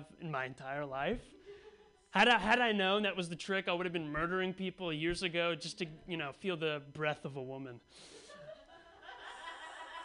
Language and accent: English; Bay Area, California, United States; born or raised there